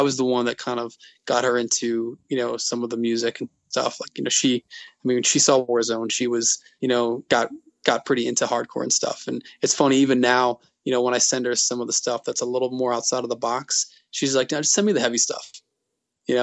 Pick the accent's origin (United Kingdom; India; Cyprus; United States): United States; Glastonbury, Connecticut; moved away as an adult; also born or lived in Boston; I went to high school and grew up in Glastonbury, Connecticut